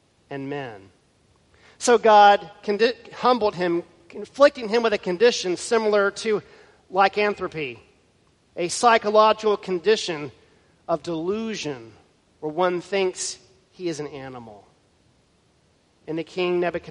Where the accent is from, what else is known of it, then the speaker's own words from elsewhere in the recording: Houston, Texas, United States; Growing up in Houston, Texas, we would occasionally visit NASA